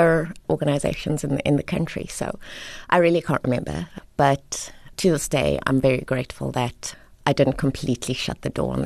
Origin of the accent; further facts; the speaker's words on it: Queenstown, Eastern Cape, South Africa; also born or lived in Lesotho; My dad was Sotho, Mosotho, and my mom was Xhosa from the Eastern Cape. And then when they separated, we moved, all three of us, so I've got two older siblings. We moved to the Eastern Cape with my mom and ended up going to school at Queen's College. Well, my brother was at Queen's College and I was at Queenstown Girls High